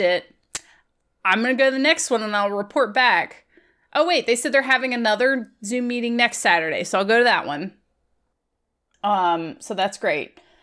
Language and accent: English; Virginia, United States; I'm from Virginia